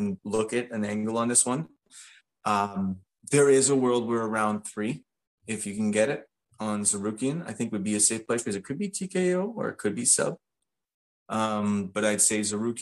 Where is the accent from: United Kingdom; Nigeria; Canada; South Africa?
Canada; being Canadian, both of us